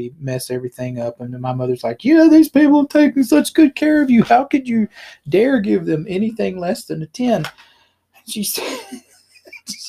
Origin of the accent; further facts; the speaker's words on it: South Arkansas, United States; I grew up in the Church of Christ in a really small town in South Arkansas